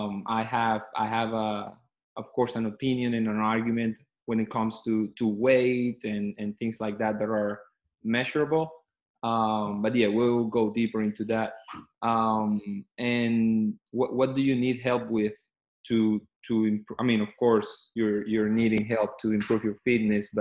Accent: Caracas, Capital District, Venezuela; moved away as an adult; also born or lived in Kentucky / Miami / Mississippi; I'm originally from Venezuela, from Caracas, Venezuela is the capital city there. I grew up there. I went to high school there, and then I moved to the States

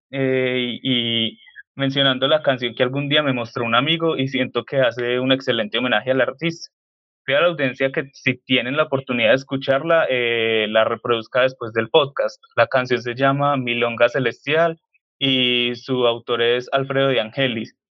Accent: Colombia; nosotros eh, como colombianos

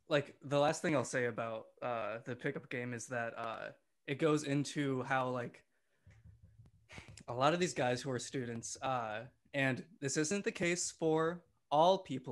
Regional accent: Sussex, Wisconsin, United States; I grew up in the small town of Sussex, Wisconsin, a village, actually

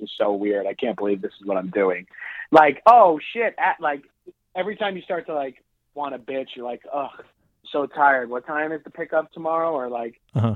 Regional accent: Long Island, New York, United States; moved away as an adult; I grew up on Long Island, New York. We say on, not in, over there

